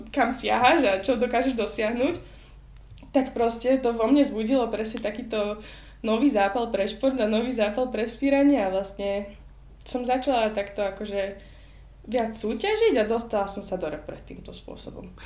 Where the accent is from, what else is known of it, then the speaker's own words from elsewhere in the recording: Slovakia; also born or lived in Boston, United States / Michigan, United States; now in United States; som prišla naspäť na Slovensko